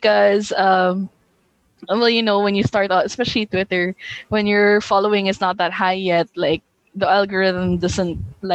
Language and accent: English; Visayas, Philippines; first language Hiligaynon; English is a second language; now in Manila, Philippines; I'm actually from one of the provinces in the Philippines. I'm from the Visayas region